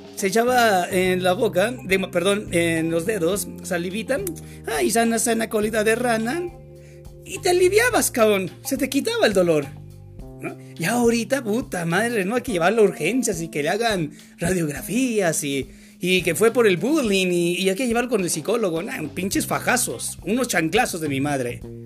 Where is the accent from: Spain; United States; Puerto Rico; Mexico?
Mexico; Yo soy mexicano